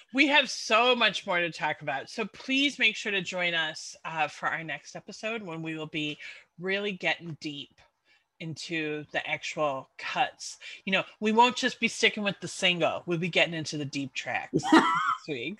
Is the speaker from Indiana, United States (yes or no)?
no; Chicago, Illinois, United States; moved away; also born or lived in London; i left my hometown of chicago and then i ended up living in london